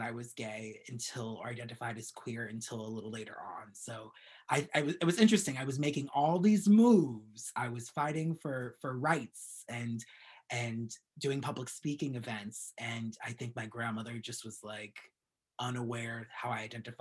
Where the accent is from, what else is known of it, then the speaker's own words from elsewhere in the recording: Yonkers, New York, United States; moved away as an adult; now in Brooklyn, United States; I grew up in Westchester in Yonkers, so I went to Yonkers Middle High School